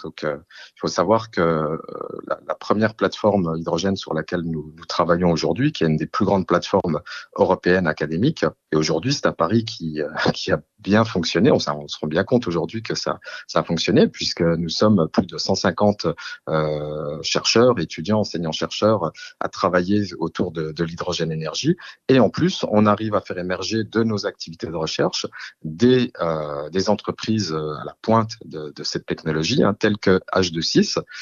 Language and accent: French; Belfort, Bourgogne-Franche-Comté, France; Je suis un produit euh, belfortin, on peut le dire comme ça, puisque je suis né à Belfort. Euh, j'ai fait euh, toutes mes études à Belfort, toute ma carrière professionnelle